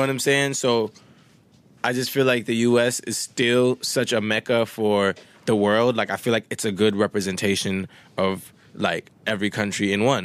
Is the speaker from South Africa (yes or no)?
no; Winnipeg, Manitoba, Canada; first language Swahili; English is a second language; moved away; also born or lived in Wisconsin; one of my, uh, homies that I grew up with in Winnipeg